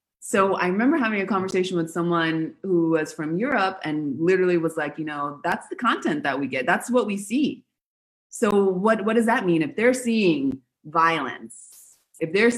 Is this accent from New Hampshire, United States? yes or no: no; Los Angeles, California, United States; moved away as an adult; also born or lived in Buenos Aires, Argentina / Patagonia; now in Argentina; I'm from Los Angeles and I also studied theater and film